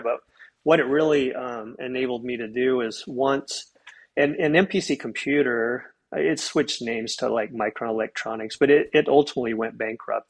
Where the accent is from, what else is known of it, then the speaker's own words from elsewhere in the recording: Soda Springs, Idaho, United States; moved away as an adult; also born or lived in Logan, Utah; now in Treasure Valley, Idaho, United States; I'm from a, a, a, small town in eastern Idaho, Soda Springs